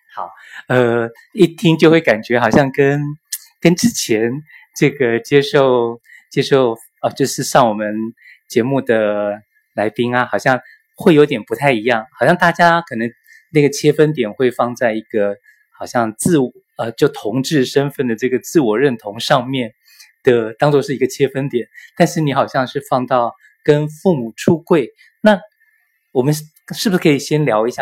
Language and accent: Chinese; Taiwan; 我从台湾来嘛